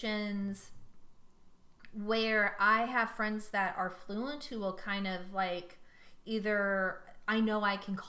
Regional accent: San Leandro, California, United States; I passed my old school in San Leandro on 580

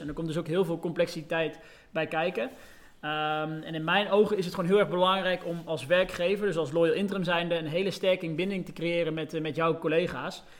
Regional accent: Deventer, Overijssel, Netherlands; moved away as an adult; also born or lived in Arnhem / Den Bosch; now in 's-Hertogenbosch, Netherlands; Uiteindelijk ben ik op mijn eh, vijfde verhuisd naar, uh, naar Deventer, waar ik tot mijn eh, zeventiende heb gewoond

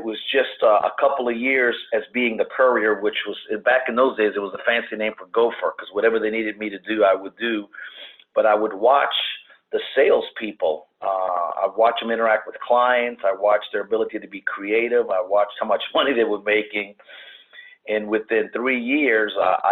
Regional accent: New Orleans, Louisiana, United States; born and raised in New Orleans

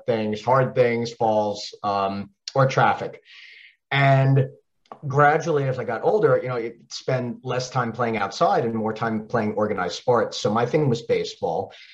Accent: Long Island, New York, United States; accent: Long Island; now in Charlotte, United States; I grew up on Long Island, and as I talk quicker and faster and get more excited, that Long Island accent might actually come out

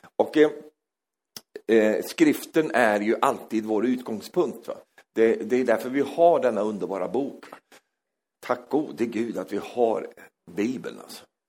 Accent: Sweden; jag är svensk

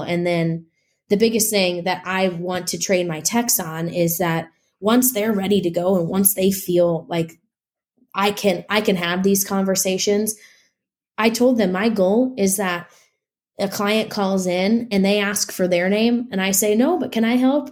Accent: Nebraska, United States; also born or lived in Midwest; now in Los Angeles, United States; I'm originally from Nebraska

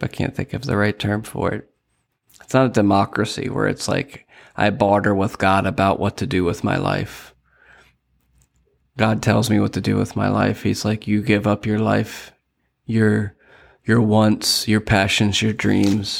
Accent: Lancaster County, Pennsylvania, United States; moved away as an adult; now in Sarasota, United States; I am from Lancaster County, Pennsylvania. And I moved down here and started my own business

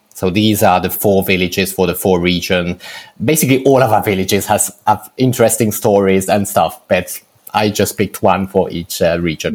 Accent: Lugano, Ticino, Switzerland; the Italian part of Switzerland, which is the part I come from because I come from Lugano in Ticino

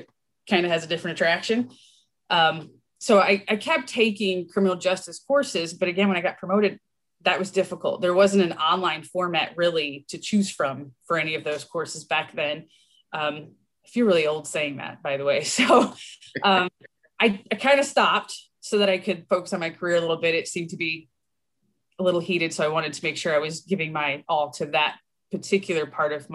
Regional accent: Michigan, United States; I'm a Michigander

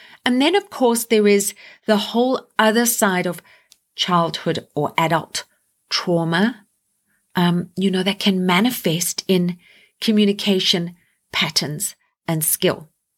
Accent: Canada; I am going to start with my home country of Canada.

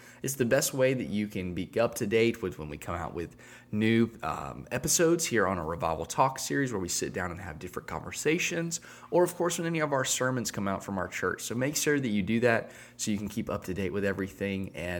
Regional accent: Enterprise, Alabama, United States; my hometown's claim to fame is that we have the only statue dedicated to a bug. So I think that it's the Bull Weevil in Enterprise.

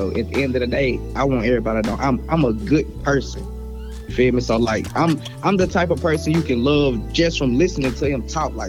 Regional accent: the South, United States; I'm from the South, you know, we just rock with … a little bit more.

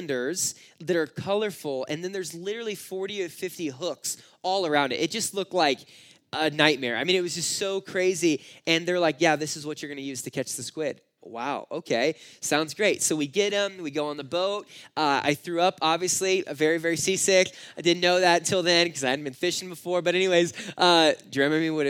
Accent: California, United States; I grew up in California and it just kind of a city kid

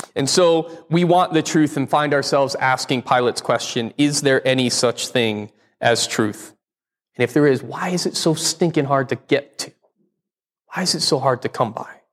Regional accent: Connecticut, United States; moved away; I grew up in Connecticut, one of the original

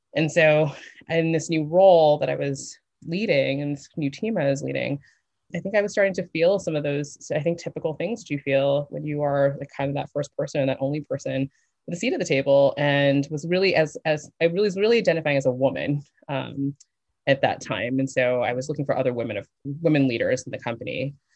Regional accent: New York, United States; moved away as an adult; also born or lived in Las Vegas; I grew up in New York

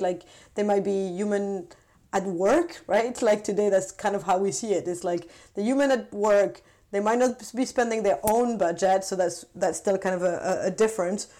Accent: France; also born or lived in London / Paris / San Francisco; now in Stockholm, Sweden; I'm originally from France

